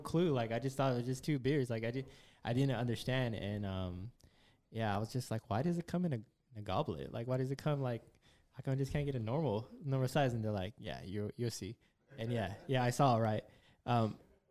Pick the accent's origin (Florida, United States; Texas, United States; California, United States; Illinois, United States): California, United States; Fresno; moved away as an adult; now in Bay Area, United States; I'm from Fresno, I'm from a small country town, and back home we drank Coors, Fireball, and Bud Light